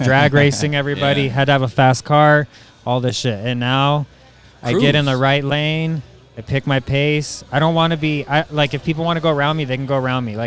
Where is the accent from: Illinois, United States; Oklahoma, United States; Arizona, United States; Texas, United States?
Arizona, United States; Tucson; moved away; also born or lived in Phoenix; I'm from Tucson when I was young